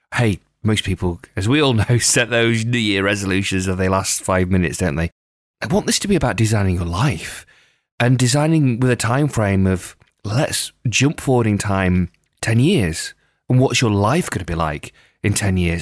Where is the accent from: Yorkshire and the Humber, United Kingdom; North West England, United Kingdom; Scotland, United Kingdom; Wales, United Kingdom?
North West England, United Kingdom; Lake District; growing up in the Lake District in the UK